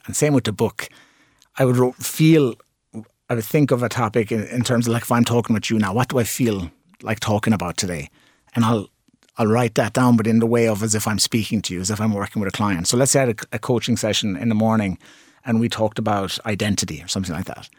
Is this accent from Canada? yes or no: no; Limerick, Munster, Ireland; It's my hometown.